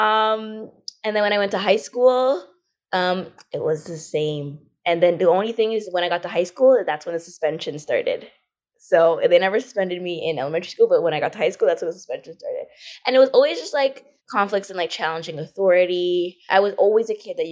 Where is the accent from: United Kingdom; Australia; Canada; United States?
Canada; Ajax, Ontario; also born or lived in Scarborough, Ontario; I grew up in Scarborough for like until about grade two. So not majority of my life. I actually was in Ajax, but started in Scarborough